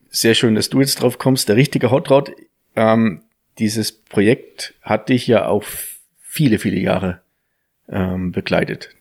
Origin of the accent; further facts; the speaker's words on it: Thuringia, Germany; da aus dem Ort, wo ich herkomme, der Nachbarort, wo die ja produziert